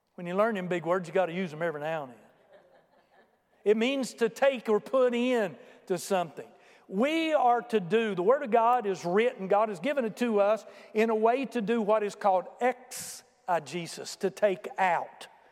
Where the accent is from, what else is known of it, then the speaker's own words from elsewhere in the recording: United States; Americans are unique